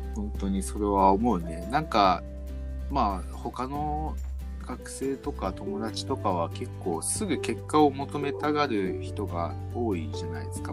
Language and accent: Japanese; Sapporo, Hokkaido, Japan; 僕、まあ、札幌出身